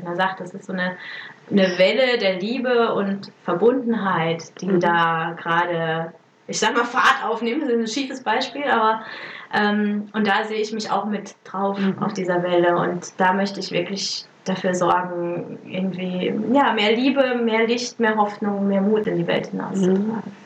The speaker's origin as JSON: {"language": "German", "country": "Germany", "also_born_or_lived": "Italy", "moved": "as an adult", "said": "mein äh, mein Heimatland"}